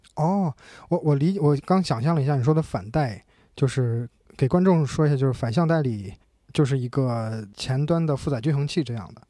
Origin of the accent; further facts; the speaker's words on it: China; 我们中国人